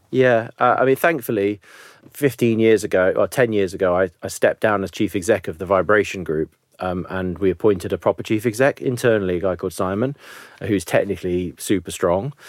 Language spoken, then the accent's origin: English; Nottingham, East Midlands, United Kingdom; I'm one of seven kids from, you know, a relatively rough area of Nottingham